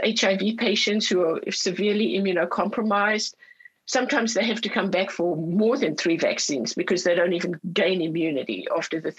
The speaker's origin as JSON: {"language": "English", "area": "Orange County", "region": "California", "country": "United States", "said": "I'm from Orange County, California, and we have the biggest Vietnamese community in the United States"}